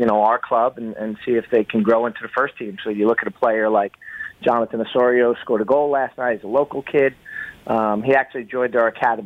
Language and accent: English; United States; moved away as an adult; now in Toronto, Canada; I moved here 3 years ago. I'm from the States, from the New York area